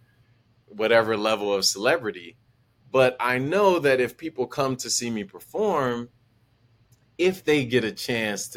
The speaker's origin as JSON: {"language": "English", "town": "Milwaukee", "region": "Wisconsin", "country": "United States", "tie": "born or raised there", "said": "growing up in Milwaukee"}